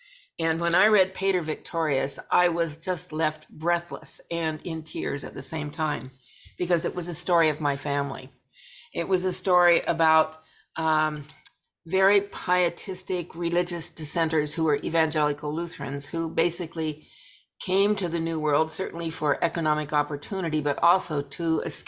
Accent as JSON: {"language": "English", "region": "Pacific Northwest", "country": "United States", "tie": "born or raised there", "moved": "as an adult", "lives_now": "Alameda County, United States", "said": "And my family does come from the Pacific Northwest. So as soon as Dad got out of the Navy, we hied ourselves back north, and I grew up in the Pacific Northwest."}